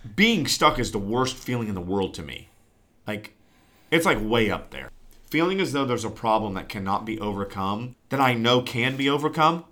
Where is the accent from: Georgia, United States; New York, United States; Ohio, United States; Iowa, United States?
Ohio, United States; Newark; I am podcasting from the great state of Ohio and my hometown, the metropolis of Newark.